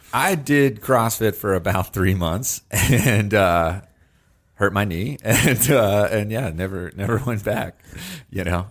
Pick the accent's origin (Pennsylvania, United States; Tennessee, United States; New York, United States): Pennsylvania, United States; Wexford; moved away; I was in Wexford